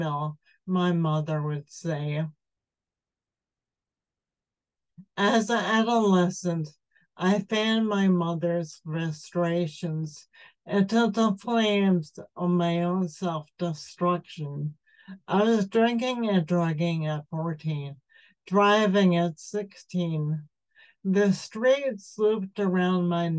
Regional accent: Levittown, United States; moved away; The air I grew up breathing in Levittown was chemical laden

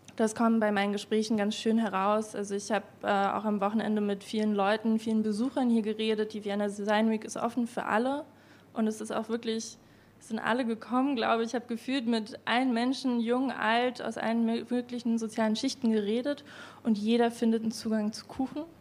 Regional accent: Berlin, Germany; ich komme aus Berlin, ich bin keine Wienerin und als Berlinerin in Wien irgendwie aufzutauchen

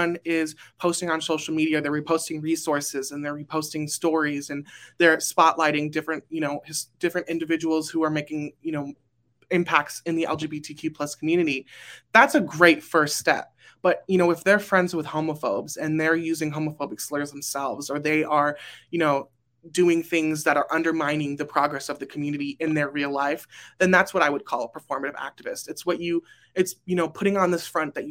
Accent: Burbank, California, United States; I am from Burbank, California.

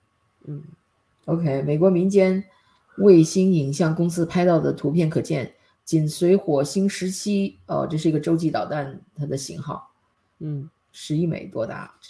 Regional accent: North Korea; 我们朝鲜人可能朝鲜举国上下也就这些人

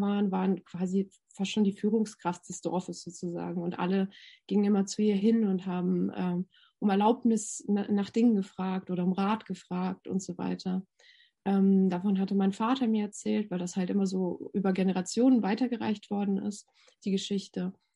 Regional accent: Novosibirsk, Novosibirsk Oblast, Russia; moved away; Ich bin ja in Sibirien geboren, im Novosibirsk.

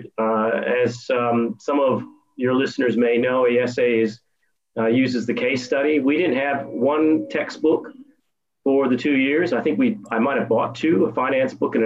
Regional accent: Detroit, Michigan, United States; moved away as an adult; also born or lived in Germany; now in Australia; I was born in the United States in Detroit, Michigan

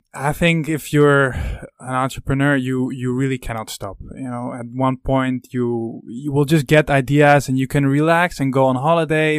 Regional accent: Netherlands; I'm from the Netherlands, you i'm very curious if people would recognize the accent

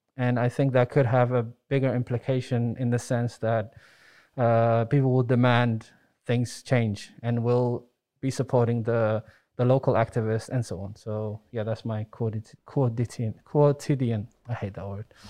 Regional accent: Netherlands; I grew up in the Netherlands

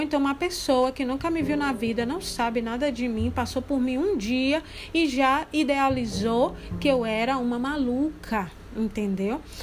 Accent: Candeias, Bahia, Brazil; moved away; lá em Candeias, né, que é a minha terra, né, e é onde minha mãe mora atualmente

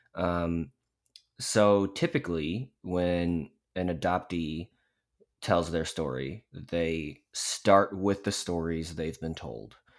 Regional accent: Dallas, Texas, United States; also born or lived in Daegu, South Korea; I grew up in the Carrollton Farmers Branch part of Dallas, um, which is like a northern suburb.

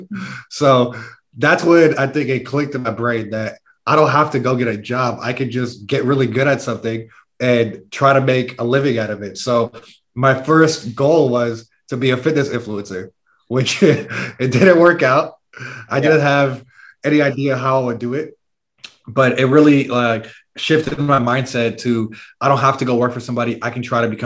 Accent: San Francisco, California, United States; moved away as an adult; we're originally from San Francisco, California, that area

